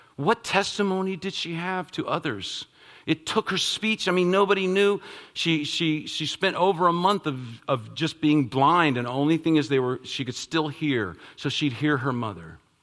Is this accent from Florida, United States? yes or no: no; Northern Virginia, United States; I'm from the Northern Virginia area